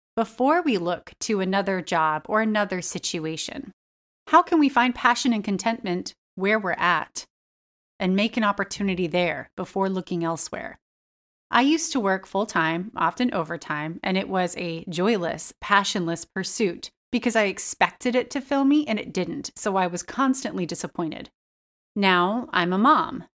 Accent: United States; I just absorbed over years of being an American

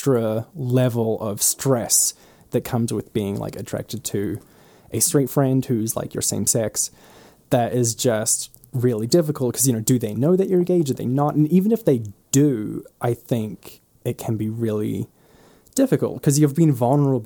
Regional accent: New Zealand; moved away as an adult; now in United States; I am from New Zealand

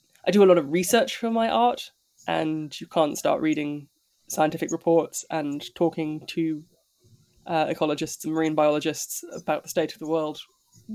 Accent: London, United Kingdom; I grew up near Camden Market

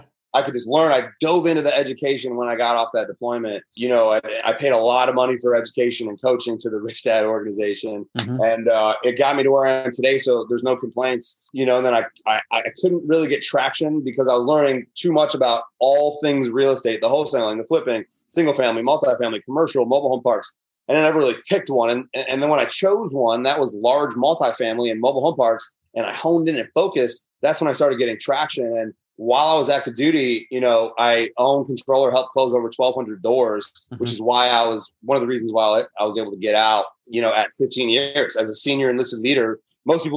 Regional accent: Chicago, Illinois, United States; moved away as an adult; I grew up in the Chicagoland area

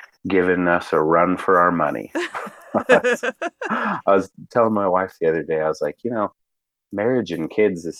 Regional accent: Provo, Utah, United States; I grew up pretty much in Provo, Utah. Provo is what I call home

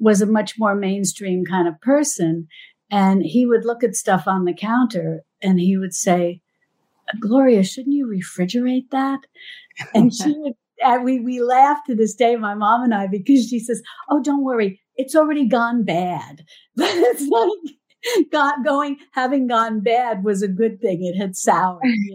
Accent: New York, United States; I'm from New York

